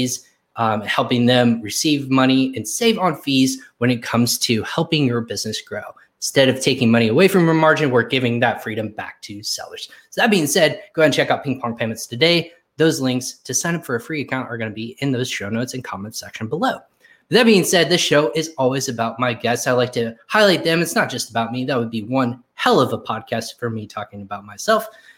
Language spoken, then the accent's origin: English; Plano, Texas, United States; also born or lived in Richardson; I'm actually, believe it or not, I was born in Richardson, Texas.